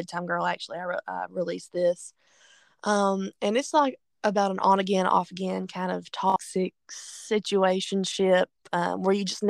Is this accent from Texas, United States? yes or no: no; Kentucky, United States; I'm from Kentucky and we drink a lot of bourbon, you know, in Kentucky